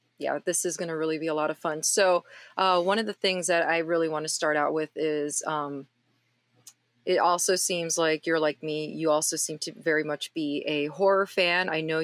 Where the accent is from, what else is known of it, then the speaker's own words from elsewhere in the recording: Miami, Florida, United States; fellow Miamian.